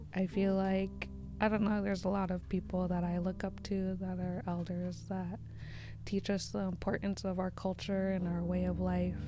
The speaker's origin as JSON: {"language": "English", "area": "Lummi", "region": "Washington", "country": "United States", "said": "I come from Lummi"}